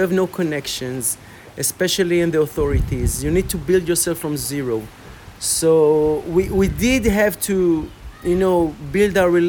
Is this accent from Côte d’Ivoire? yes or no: yes; Côte d’Ivoire; I grew up in Africa, 10 years of my childhood in Ivory Coast, Côte d'Ivoire. In a French-speaking...